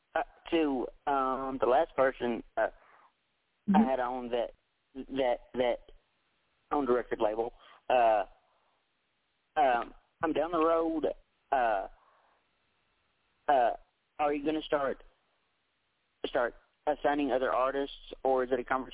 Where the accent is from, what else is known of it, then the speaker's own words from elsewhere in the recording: Tennessee, United States; I was born and raised right here in Tennessee